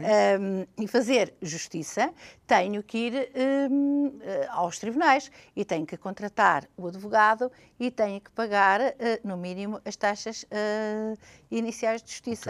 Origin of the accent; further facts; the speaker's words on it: Portugal; como portuguesa